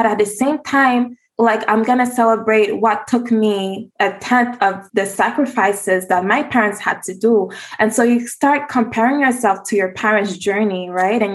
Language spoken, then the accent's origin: English; Montreal, Quebec, Canada; I was born and raised in Montreal, Quebec